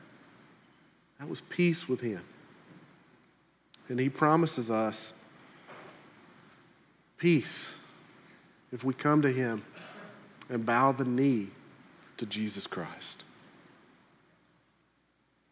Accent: South Carolina, United States; moved away; where I grew up in South Carolina

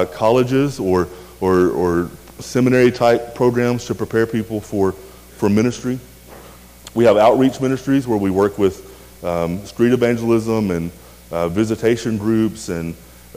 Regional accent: rural West Tennessee, United States; I grew up in a small, really small town in a kind of a farming community in rural West Tennessee

